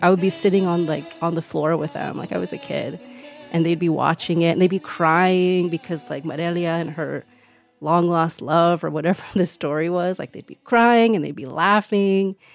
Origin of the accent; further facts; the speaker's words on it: California, United States; Growing up in California, Spanish was ubiquitous.